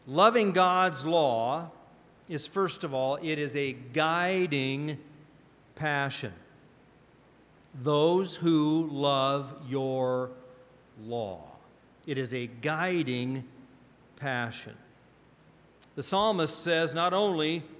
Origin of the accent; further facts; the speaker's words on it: Pacific Northwest, United States; I grew up in the Pacific Northwest